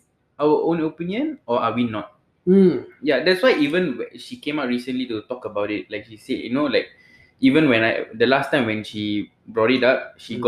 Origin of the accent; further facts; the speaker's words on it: Singapore; as a Singaporean